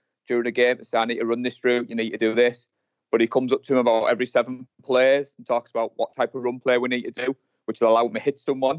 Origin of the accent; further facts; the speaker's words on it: Darlington, North East England, United Kingdom; I'm from Darlington in the northeast